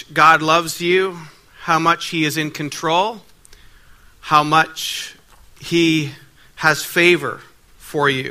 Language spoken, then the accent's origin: English; Ottawa, Ontario, Canada; I'm from Ottawa, Ontario